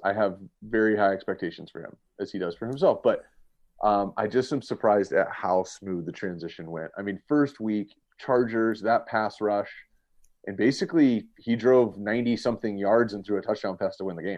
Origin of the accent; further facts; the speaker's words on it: Southern California, United States; also born or lived in Cincinnati; I grew up in Southern California, and I live here now